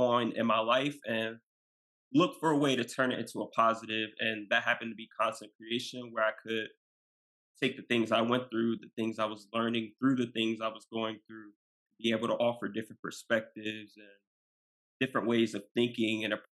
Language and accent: English; Maryland, United States; I'm from Maryland